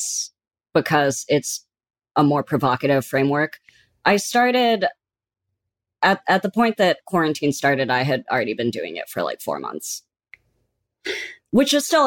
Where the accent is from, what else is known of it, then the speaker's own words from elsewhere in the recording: San Francisco, California, United States; now in New York, United States; I'm from San Francisco, so I go home for the holidays